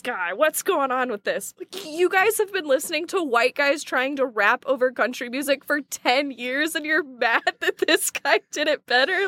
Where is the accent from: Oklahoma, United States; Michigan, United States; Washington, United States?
Oklahoma, United States; I'm from Oklahoma